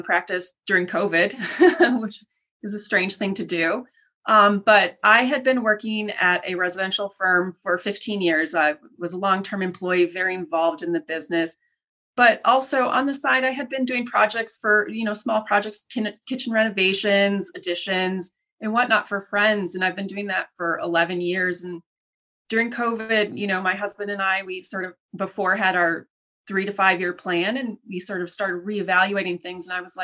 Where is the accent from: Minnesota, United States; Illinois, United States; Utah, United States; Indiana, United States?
Minnesota, United States; now in Chicago, United States; I'm originally from Minnesota